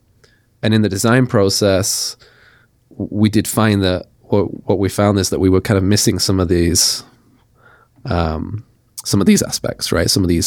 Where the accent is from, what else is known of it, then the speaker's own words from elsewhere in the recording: Nottingham, East Midlands, United Kingdom; I grew up in Nottingham, went to university in Sheffield, which is like 2 hours away.